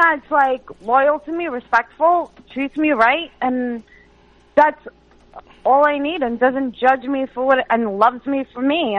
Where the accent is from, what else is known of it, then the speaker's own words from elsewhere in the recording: New York City, New York, United States; I'm from Bay Ridge.